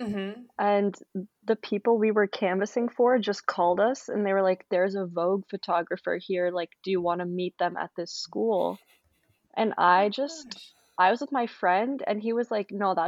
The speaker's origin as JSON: {"language": "English", "area": "Holly", "region": "Pennsylvania", "country": "United States", "also_born_or_lived": "Florida", "said": "I'm from Holly, Pennsylvania"}